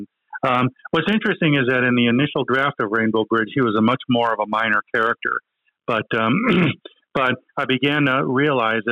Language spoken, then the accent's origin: English; Texas, United States; I am a Texan. I will always be a Texan. I will live the rest of my life right here in the wonderful Lone Star State.